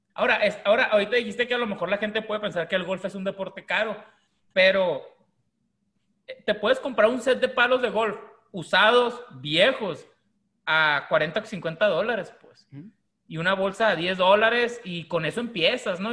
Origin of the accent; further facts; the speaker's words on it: Mexico; los mexicanos cuando venimos de Estados Unidos de compra